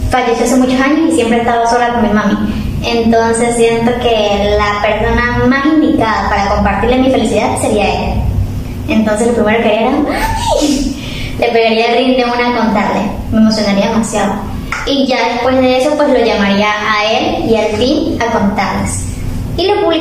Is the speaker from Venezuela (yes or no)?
yes; Venezuela; moved away; yo cuando salí de Venezuela me deprimí muchísimo.